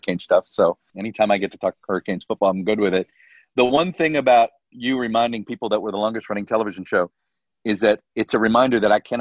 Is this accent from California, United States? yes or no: no; Miami, Florida, United States; moved away; I was born in Doctor's Hospital, lived in Coconut Grove for the first 5 years